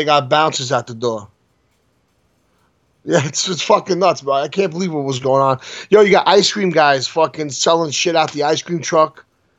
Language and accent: English; New York City, New York, United States; I'm from Brooklyn, Queens, Staten Island.